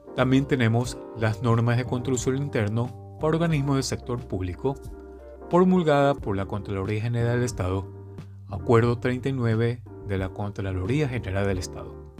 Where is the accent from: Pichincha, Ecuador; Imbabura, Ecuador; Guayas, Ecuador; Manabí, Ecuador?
Guayas, Ecuador; Guayaquil; soy de Ecuador, de la ciudad de Guayaquil